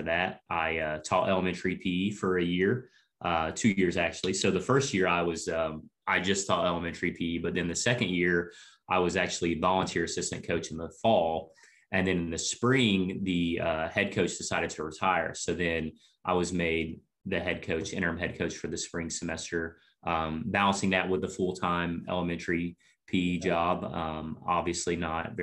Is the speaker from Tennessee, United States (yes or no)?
yes; Cleveland, Tennessee, United States; I went to high school locally in Cleveland, where Lee is at. Yeah. And middle school was actually right across the street from Lee. So, yeah, kind of been within 3 square miles my whole life as far as school goes.